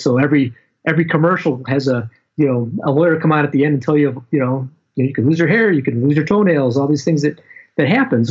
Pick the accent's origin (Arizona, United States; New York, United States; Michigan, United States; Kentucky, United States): Michigan, United States; I'm from Michigan